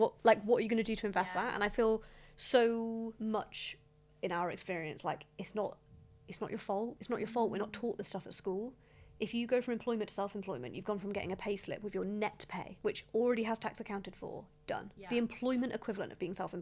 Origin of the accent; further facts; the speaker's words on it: United Kingdom; as British business owners